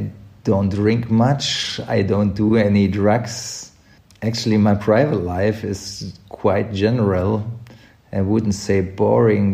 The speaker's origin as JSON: {"language": "English", "town": "Unna", "region": "North Rhine-Westphalia", "country": "Germany", "tie": "born or raised there", "also_born_or_lived": "Berlin / Cologne", "second_language": "English", "moved": "yes", "lives_now": "Munich, Germany", "said": "my hometown Unna, where I grew up"}